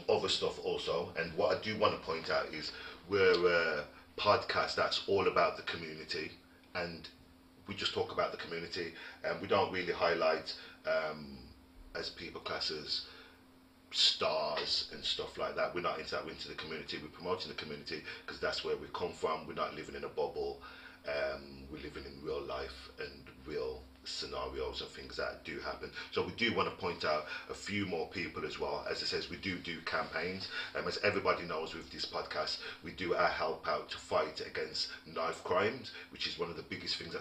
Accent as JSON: {"language": "English", "town": "Wolverhampton", "region": "West Midlands", "country": "United Kingdom", "tie": "born or raised there", "said": "we all grew up in Wolverhampton where everybody knew"}